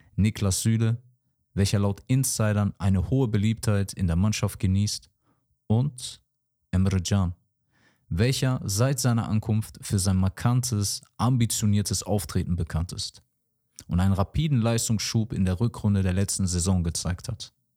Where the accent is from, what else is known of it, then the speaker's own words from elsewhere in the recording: Dortmund, North Rhine-Westphalia, Germany; ich als gebürtiger Dortmunder